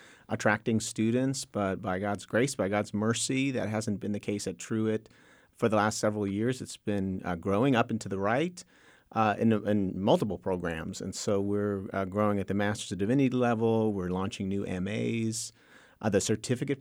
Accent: New Jersey, United States; moved away as an adult; also born or lived in Texas; now in Waco, United States; My father immigrated from Honduras when he was 20 years old, joined the military, ended up in the Air Force, which ended up meaning that he was at an Air Force base called Andrews Air Force Base, or McGuire Air Force Base, rather, in South Jersey. So born and raised there

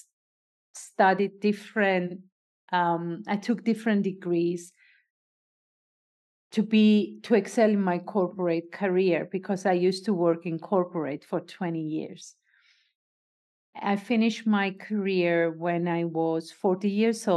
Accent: Cyprus; I am a Greek Cypriot. I was born and raised in Cyprus.

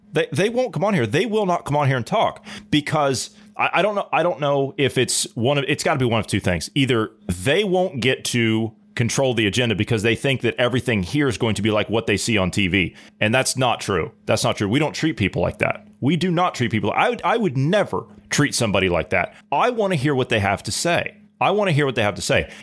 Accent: United States; I'm an American.

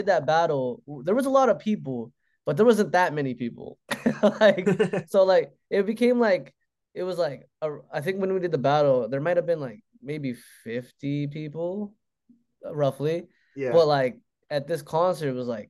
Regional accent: Juneau, Alaska, United States; in my hometown, Juneau.

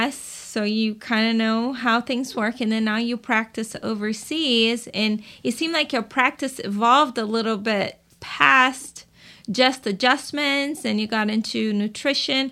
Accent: Brazil; moved away; I'm from Brazil

